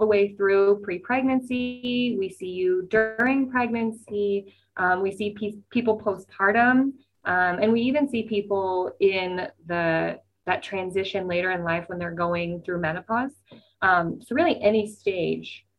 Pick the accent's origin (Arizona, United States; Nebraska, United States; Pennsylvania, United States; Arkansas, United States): Nebraska, United States; now in Des Moines, United States; I am from Nebraska